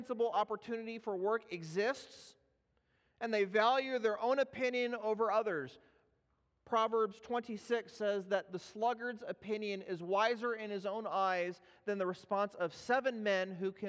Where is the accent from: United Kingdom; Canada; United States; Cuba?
United States; Los Angeles, California; moved away; I'm from Los Angeles